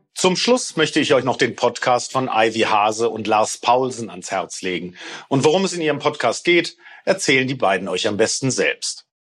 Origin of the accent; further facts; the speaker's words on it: Ruhr area, North Rhine-Westphalia, Germany; Ich bin im Ruhrgebiet aufgewachsen